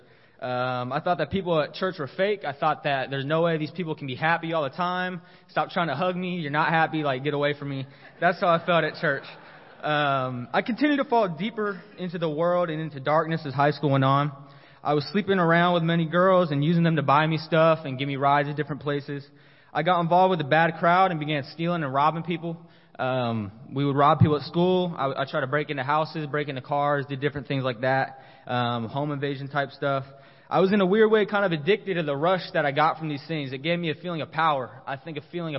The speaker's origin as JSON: {"language": "English", "town": "San Diego", "region": "California", "country": "United States", "also_born_or_lived": "Colorado", "moved": "as an adult", "lives_now": "Corpus Christi, United States", "said": "I'm originally from San Diego. I grew up a Kingdom kid"}